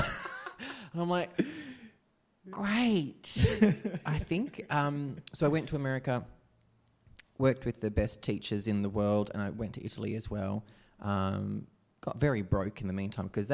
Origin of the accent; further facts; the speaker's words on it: Perth, Western Australia, Australia; Grew up in the Swan Valley, a lovely rural area.